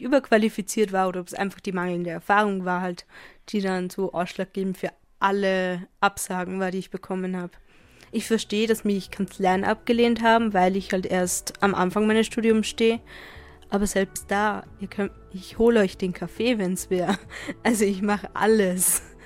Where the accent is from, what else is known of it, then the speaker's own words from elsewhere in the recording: Upper Austria, Austria; moved away as an adult; now in Vienna, Austria; ich komme halt vom Land aus Oberösterreich